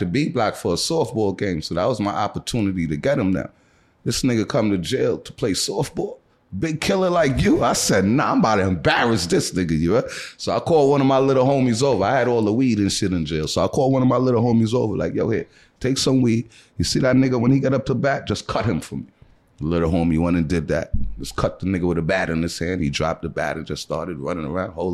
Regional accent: New York City, New York, United States; also born or lived in Trinidad / Brooklyn; I'm from Queens

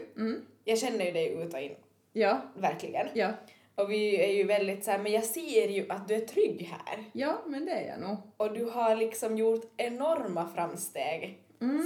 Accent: Kristinestad, Ostrobothnia, Finland; jag är från Kristinestad men jag har ju ändå växt upp mycket i du, som på landet

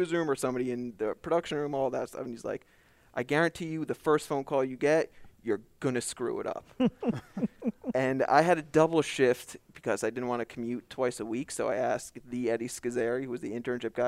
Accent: Bridgewater, New Jersey, United States; So I'm a Jersey boy, born and raised. Bridgewater, New Jersey is where I grew up.

